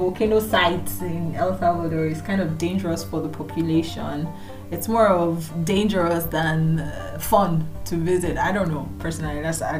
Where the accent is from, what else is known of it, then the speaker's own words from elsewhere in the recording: Nigeria; I come from Nigeria. I would call myself a Nigerian.